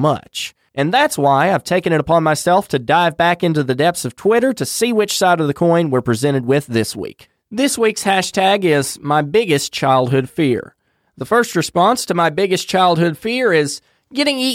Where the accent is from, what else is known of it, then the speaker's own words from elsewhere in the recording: North Carolina, United States; my home state of North Carolina.